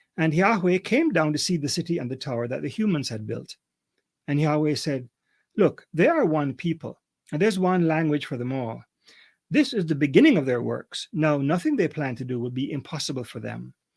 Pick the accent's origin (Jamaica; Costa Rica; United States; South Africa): Jamaica; Kingston; moved away as an adult; also born or lived in Canada; I'm a Jamaican, grew up in Kingston, Jamaica